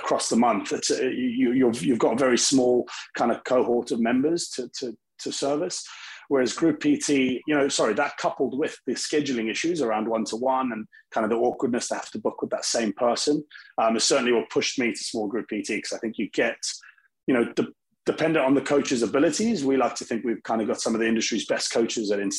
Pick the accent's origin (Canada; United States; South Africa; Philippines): South Africa; now in United Kingdom; I'm actually from South Africa originally, very heavy sports country, and kind of born into sport